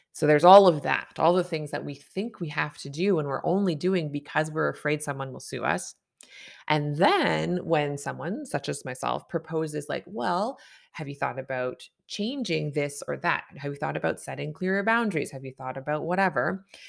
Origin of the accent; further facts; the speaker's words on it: Canada; I'm a Canadian family physician